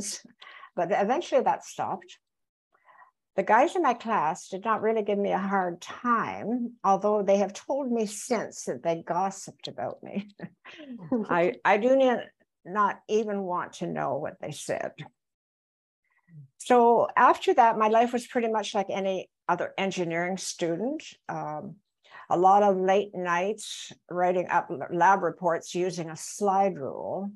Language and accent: English; Belleville, Ontario, Canada; I grew up in Belleville, Ontario, where we had excellent public schools